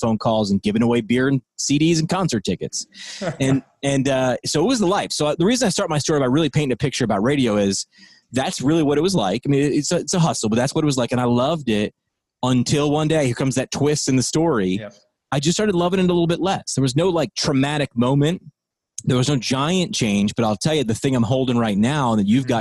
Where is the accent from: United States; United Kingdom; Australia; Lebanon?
United States; Hudson Valley, New York; moved away as an adult; also born or lived in Northeast Pennsylvania; the Hudson Valley's new rock alternative.